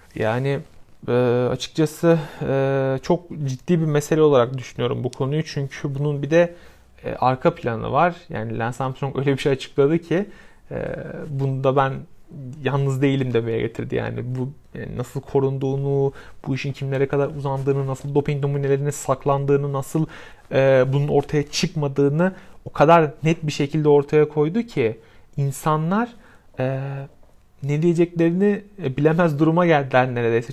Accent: Samsun, Turkey; benim de aynı zamanda memleketim olan Samsun'un

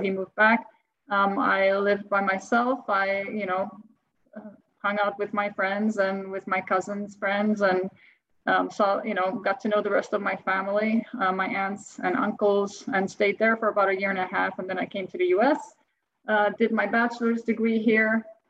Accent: Czechia; now in United States; So I'm from the Czech Republic, and back in the day, it was known as Czechoslovakia. My family, my parents and I came here along with my

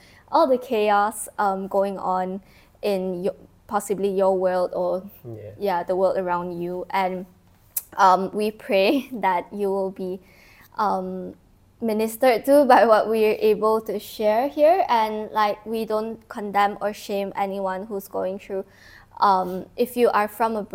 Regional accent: Kuching, Sarawak, Malaysia; moved away; I was in my hometown, Kuching

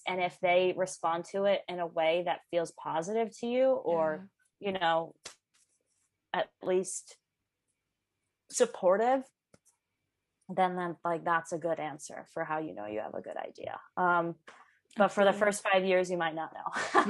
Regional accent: Midwest, United States; Like, you know, like, I come from the Midwest where getting a tattoo was a big deal.

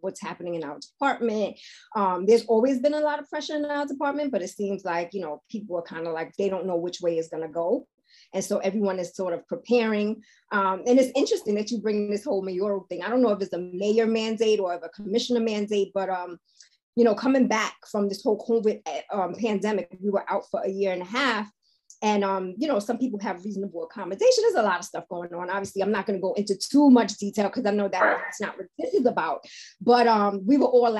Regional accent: New York City, New York, United States; I grew up in Harlem where we had all types of vacant lots

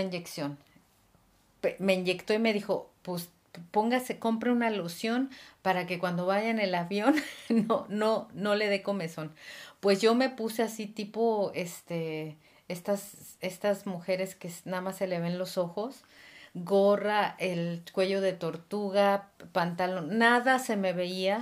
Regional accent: Mexico City, Mexico; moved away as an adult; now in Gloucester, United Kingdom; soy de la ciudad, nací en la Ciudad de México

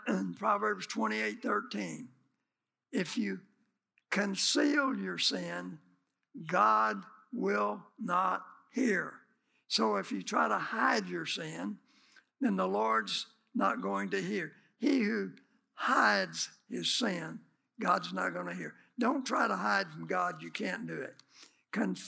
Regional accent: United States; we're from America

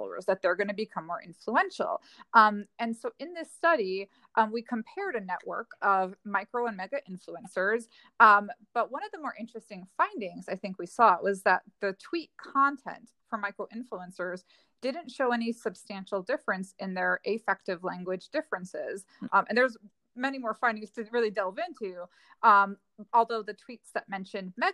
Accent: Ohio, United States; I'm originally from Ohio

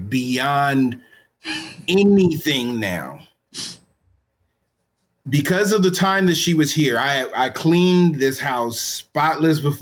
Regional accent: Southern California, United States; I'm from Southern California, so it's warm.

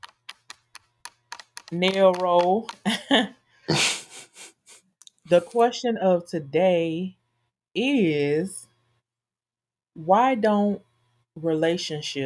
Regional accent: United States; I was born and raised in America, so African-American woman

